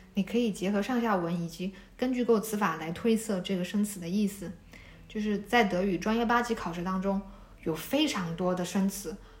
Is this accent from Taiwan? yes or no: no; China; 我是在县城长大的，我们那个县城可能比较落后吧